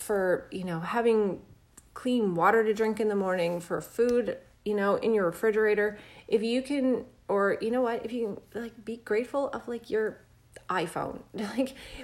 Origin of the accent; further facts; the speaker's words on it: Canada; I'm Canadian